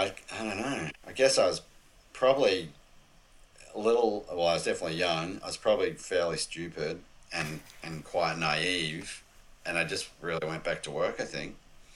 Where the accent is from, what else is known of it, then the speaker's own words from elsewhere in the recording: Australia; Other than I think being an Aussie, that probably helped.